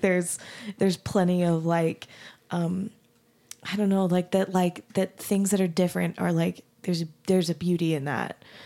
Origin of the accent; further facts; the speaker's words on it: Arizona, United States; moved away as an adult; also born or lived in Texas; now in Utah, United States; I grew up in Arizona and then went to school in Texas